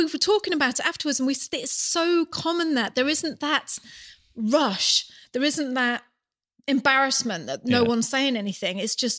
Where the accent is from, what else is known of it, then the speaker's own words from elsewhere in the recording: United Kingdom; moved away as an adult; now in New Zealand; as British